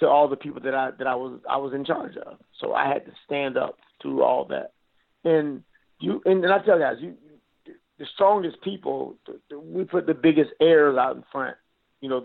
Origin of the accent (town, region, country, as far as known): Florida, United States